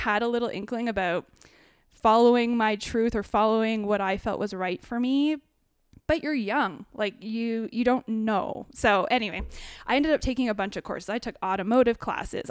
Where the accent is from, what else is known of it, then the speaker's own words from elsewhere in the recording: New Hamburg, Ontario, Canada; also born or lived in United States / Kitchener-Waterloo; I grew up in a really small town in New Hamburg, which is just outside Kitchener-Waterloo